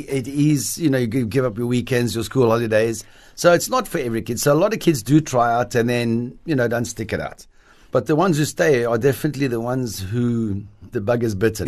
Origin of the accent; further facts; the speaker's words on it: Cape Town, Western Cape, South Africa; also born or lived in Paris, France; I grew up in Observatory, just outside Cape Town